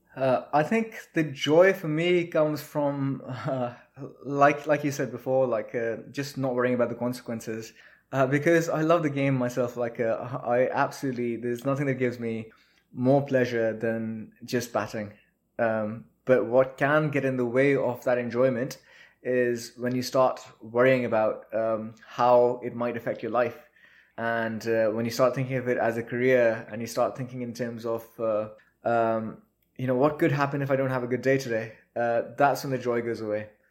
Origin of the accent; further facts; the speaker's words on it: Pakistan; also born or lived in Quetta, Balochistan / Mustang; now in United Kingdom; in Pakistan, where I grew up